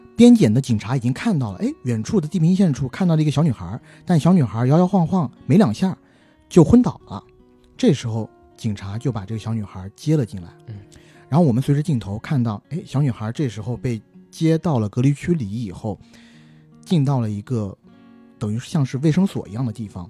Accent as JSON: {"language": "Chinese", "region": "southern China", "country": "China", "said": "我是南方人"}